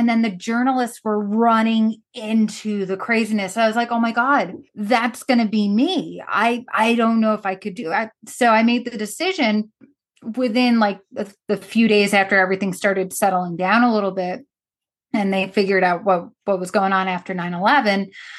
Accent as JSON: {"language": "English", "area": "Long Island", "region": "New York", "country": "United States", "tie": "born or raised there", "said": "I grew up on Long Island, and I was about an hour outside of New York on Long Island when 9/11 happened. I was a senior in high school."}